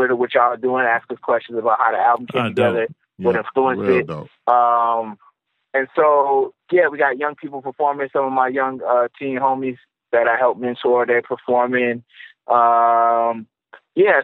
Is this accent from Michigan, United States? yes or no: yes; Ann Arbor, Michigan, United States; I'm from Ann Arbor, just from Detroit